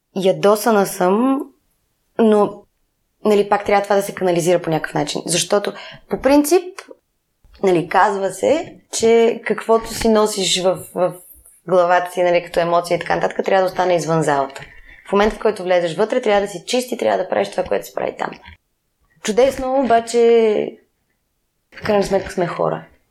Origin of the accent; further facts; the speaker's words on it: Sofia, Sofia City, Bulgaria; аз, колкото съм от София